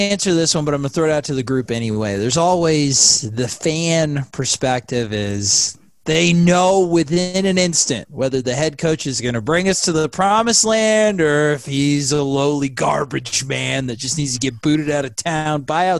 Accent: Iowa, United States; I'm from Iowa.

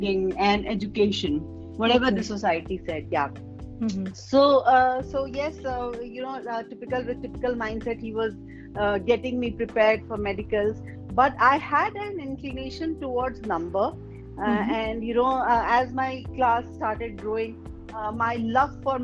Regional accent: Bihar, India; moved away; I am from Bihar. I have done my schooling till 12. From Bihar, and you know, like that typical mindset of Bihari parents

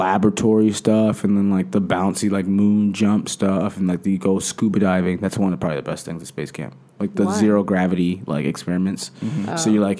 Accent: California, United States; I'm from California. We don't have a football team.

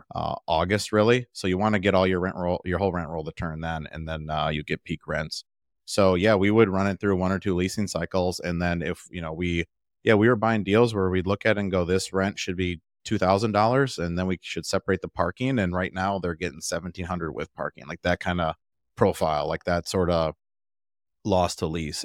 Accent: Milwaukee, Wisconsin, United States; now in Austin, United States; I'm from the Milwaukee area, so Milwaukee

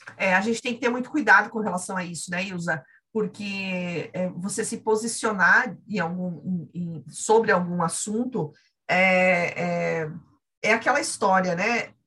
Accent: Santa Catarina, Brazil; eu sou aqui de Santa Catarina

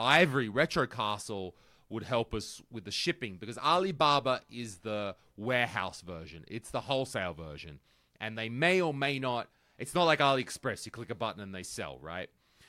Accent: Australia; and sells CRTs in Australia. And another thing to remember about the CRT market in Australia, in my home country, even though I don't live there, is it's really tough. We are an isolated rock at the end of the world.

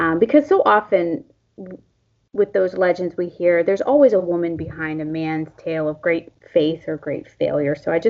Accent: Western Pennsylvania, United States; I grew up in Western Pennsylvania

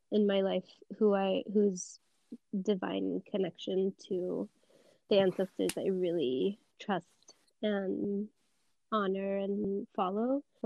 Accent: the South, United States; we grew up in the South

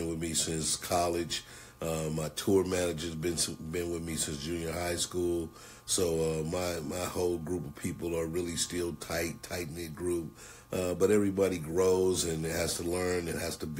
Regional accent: St. Louis, Missouri, United States; I'm from St. Louis, Missouri.

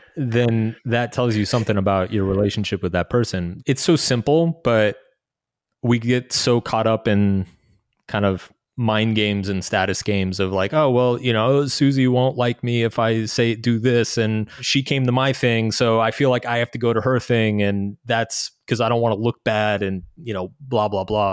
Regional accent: United States; moved away as an adult; also born or lived in Brazil / Latin America; growing up in the States

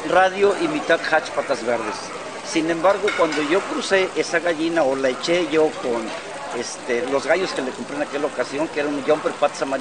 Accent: Reynosa, Tamaulipas, Mexico; born there; now in Tuxpan, Mexico; Nací en Reynosa, pero avecinado en Tuxpan, Veracruz desde hace, de 52 o 53 años.

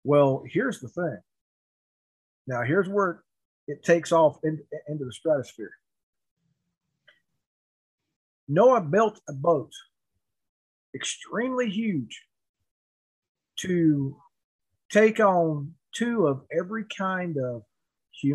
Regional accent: United States; I was born on the Cherokee Reservation.

